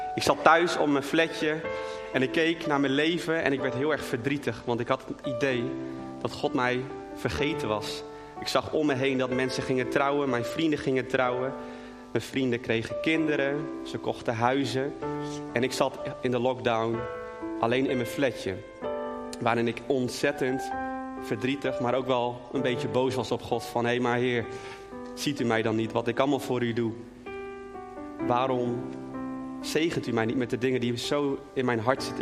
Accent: Netherlands; als Nederlander

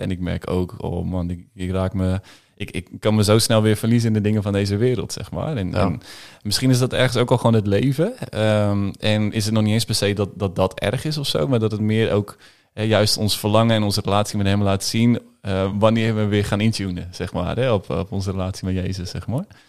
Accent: Groningen, Netherlands; also born or lived in Haren; Geboren in Haren, maar eh, ja, eigenlijk vanaf, vanaf het begin van toen ik drie was, zijn we met z'n allen verhuisd naar, naar Groningen-Zuid. En daar opgegroeid

